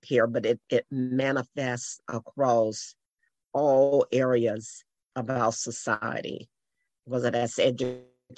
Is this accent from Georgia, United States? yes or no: no; Mississippi, United States; moved away; I grew up in Mississippi